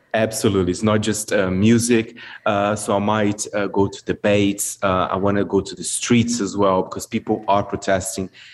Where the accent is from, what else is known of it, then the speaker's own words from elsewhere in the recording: Brazil; moved away; my home country